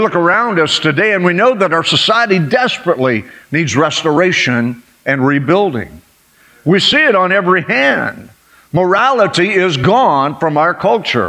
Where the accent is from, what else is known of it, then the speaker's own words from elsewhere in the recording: United States; I was born here